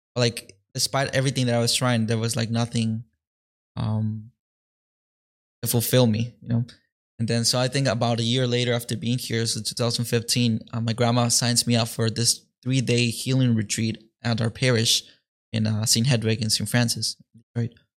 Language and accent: English; Mexico; now in Detroit, United States; though I was born here in Detroit, I actually grew up in Mexico